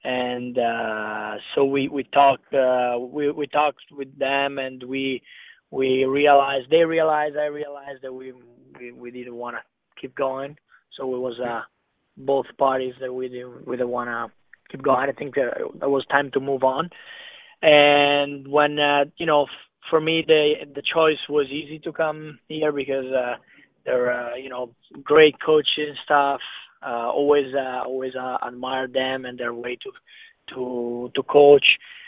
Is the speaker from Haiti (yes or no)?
no; Italy; English is a second language; moved away as an adult; now in United States; So I came from Italy. There's less physical.